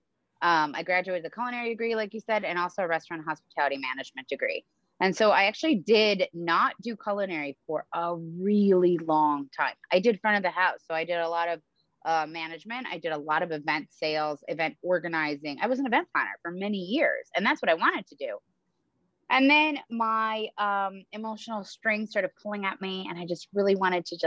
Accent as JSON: {"language": "English", "country": "Moldova", "tie": "born or raised there", "moved": "yes", "said": "I was born in the former USSR. I was born in Moldova"}